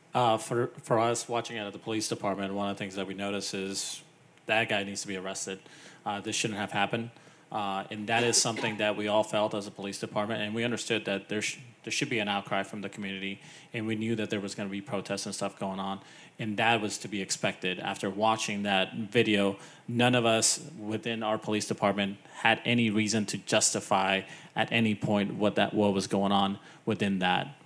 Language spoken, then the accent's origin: English; California, United States; growing up in California